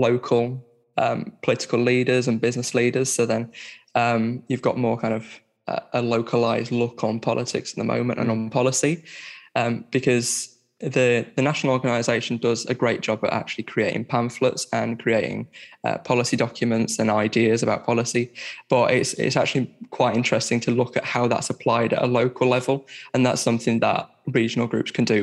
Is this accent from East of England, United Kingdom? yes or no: no; Barnsley, Yorkshire and the Humber, United Kingdom; now in Sheffield, United Kingdom; I'm from Barnsley. I'm living in Sheffield